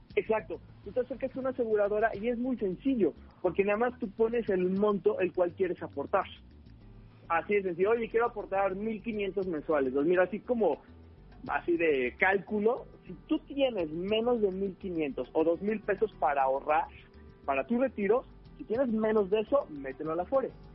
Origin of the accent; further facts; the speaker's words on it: Mexico; Nosotros, como mexicanos